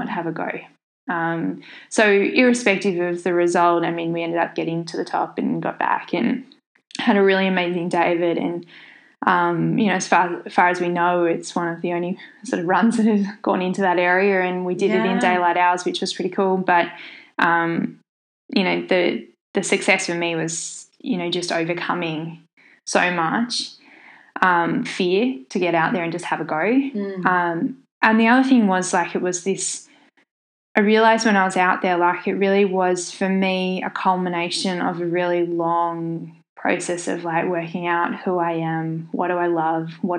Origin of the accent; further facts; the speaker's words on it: Tasmania, Australia; my home state of Tasmania